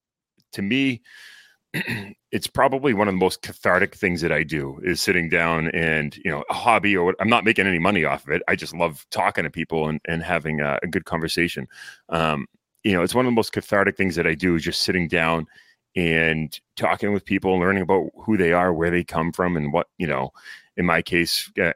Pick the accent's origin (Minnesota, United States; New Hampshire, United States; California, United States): New Hampshire, United States; Londonderry; also born or lived in Berlin, New Hampshire; It's a great place to grow up. Like you were saying, I grew up in Londonderry, was a dairy cop for a little bit, and then moved up north to the city of Berlin